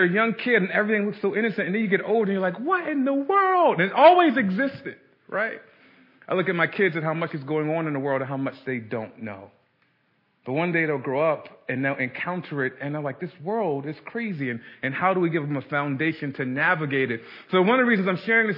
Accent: Baltimore, Maryland, United States; I grew up in Baltimore City, South Baltimore.

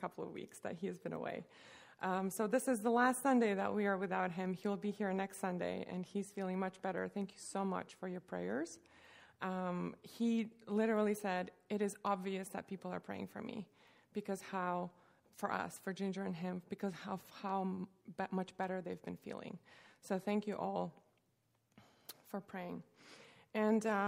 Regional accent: Russia; now in United States; I grew up in Russia

